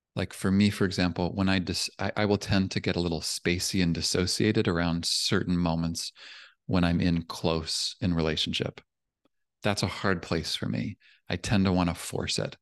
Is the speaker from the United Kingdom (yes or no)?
no; Canada; now in California, United States; I'm from Canada, but I'm down here in California